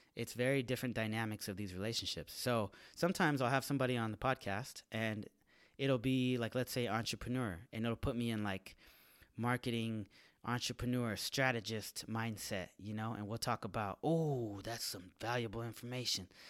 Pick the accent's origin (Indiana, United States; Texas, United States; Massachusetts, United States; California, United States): California, United States; San Jose; moved away as an adult; now in Los Angeles, United States; San Jose, my hometown.